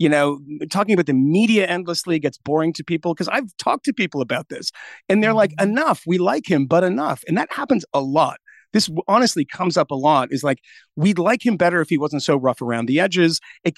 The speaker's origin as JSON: {"language": "English", "region": "Massachusetts", "country": "United States", "said": "But, you know, I'm from Massachusetts."}